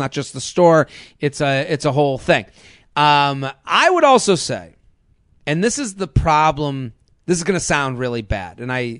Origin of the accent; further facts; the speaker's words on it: Massachusetts, United States; Well, I am from the Boston area. I am from outside of Boston.